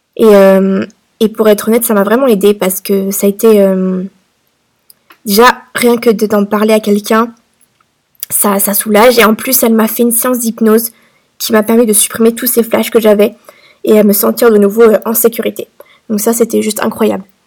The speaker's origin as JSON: {"language": "French", "country": "France", "moved": "as an adult", "lives_now": "Malta", "said": "Je suis une Française expatriée à Malte depuis 2020"}